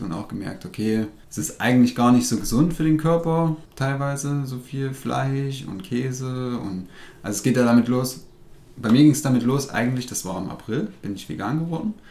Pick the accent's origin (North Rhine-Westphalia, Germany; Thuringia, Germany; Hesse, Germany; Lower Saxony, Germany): Thuringia, Germany; Rudolstadt; ich komme aus Ruderstadt